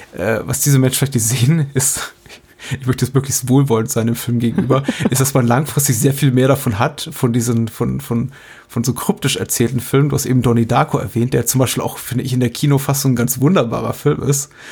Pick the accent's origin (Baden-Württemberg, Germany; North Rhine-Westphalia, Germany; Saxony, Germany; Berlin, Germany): Berlin, Germany; als, als Berliner